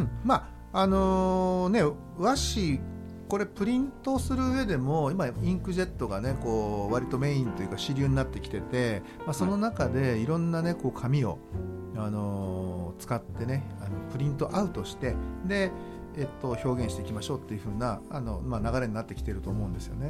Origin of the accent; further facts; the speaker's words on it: Shimane, Japan; 僕の地元でもある島根県